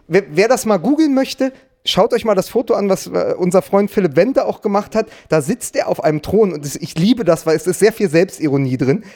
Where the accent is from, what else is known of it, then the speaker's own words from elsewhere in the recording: Berlin, Germany; als Berliner, ja. der im Wedding wohnt